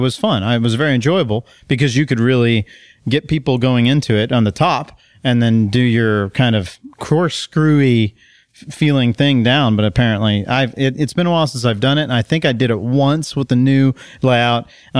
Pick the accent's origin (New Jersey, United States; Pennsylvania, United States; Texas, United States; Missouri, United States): Texas, United States; Where I grew up in Texas, it's lakes and it's all ski boats and...